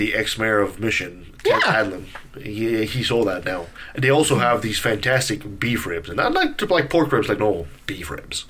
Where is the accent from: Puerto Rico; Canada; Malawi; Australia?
Canada; Eastern Canada; now in Vancouver, Canada; from back east, from my hometown